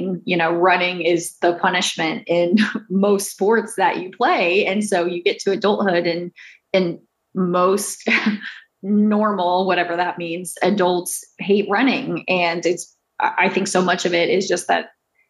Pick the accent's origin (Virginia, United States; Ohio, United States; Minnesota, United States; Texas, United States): Texas, United States; Houston; I grew up in Houston